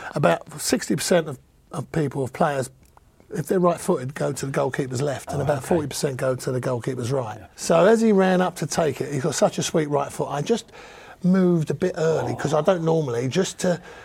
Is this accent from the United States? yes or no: no; London, United Kingdom; So you know, I'm a Cockney builder.